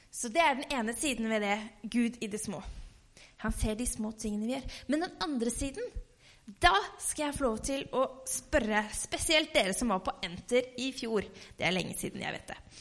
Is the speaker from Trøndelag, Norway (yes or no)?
no; Halden, Østfold, Norway; hjemme i Halden